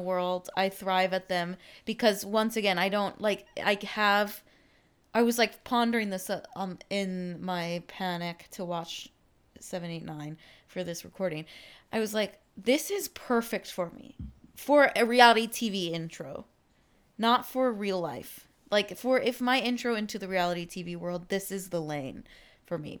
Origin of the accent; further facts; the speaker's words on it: Texas, United States; I was from Texas